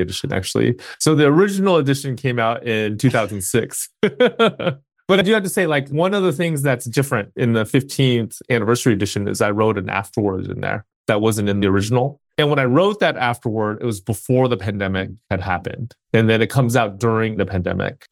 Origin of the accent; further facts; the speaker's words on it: Bay Area, California, United States; also born or lived in Alameda, California / South Bay, California; I was born and raised in the Bay Area.